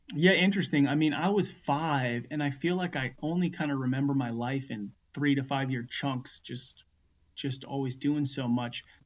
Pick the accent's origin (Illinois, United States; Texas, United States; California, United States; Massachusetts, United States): California, United States; Northern; also born or lived in Los Angeles, California; born in Los Angeles, um, and then at the age of five, moved to a small one street light uh, town in Northern California